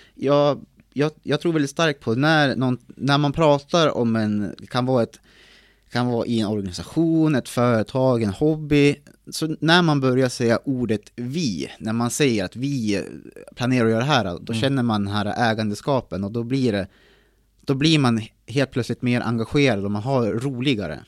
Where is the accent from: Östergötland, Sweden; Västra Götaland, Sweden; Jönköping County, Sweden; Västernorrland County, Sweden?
Västernorrland County, Sweden; Timrå; Född och uppvuxen på en bondgård i Timrå.